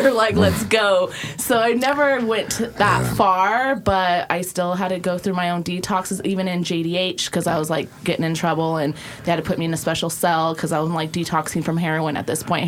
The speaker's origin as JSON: {"language": "English", "region": "South Dakota", "country": "United States", "tie": "born or raised there", "also_born_or_lived": "Oregon", "moved": "yes", "said": "I grew up actually in South Dakota on a ranch of 160 acres"}